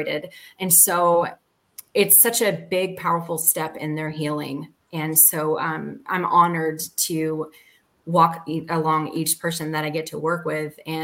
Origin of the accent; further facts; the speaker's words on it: Atlanta, Georgia, United States; We're based here in Atlanta, is where my hometown is, and where all my lived experience is from